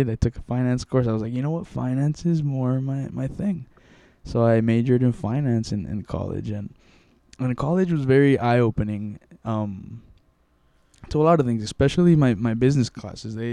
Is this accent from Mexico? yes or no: yes; Mexico; born there; first language Spanish; English is a second language; I was born in Mexico and I always spoke Spanish at home and everything